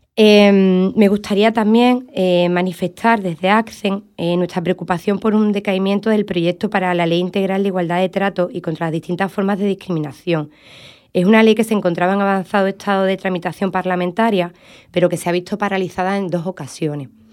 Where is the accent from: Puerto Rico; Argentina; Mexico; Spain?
Spain; Andalusia; cómo somos los andaluces